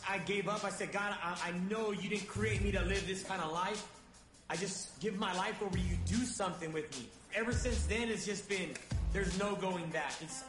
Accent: Sanger, United States; I grew up in Sanger.

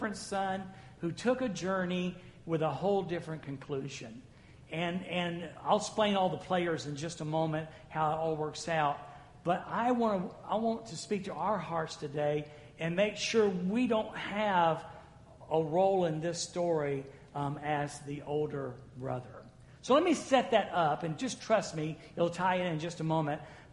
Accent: the South, United States; I'm from the South

